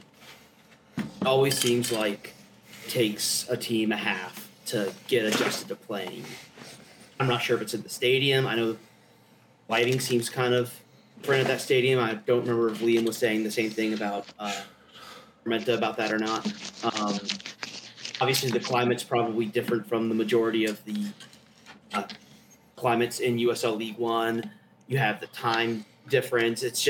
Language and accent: English; the South, United States; moved away; I'm from the South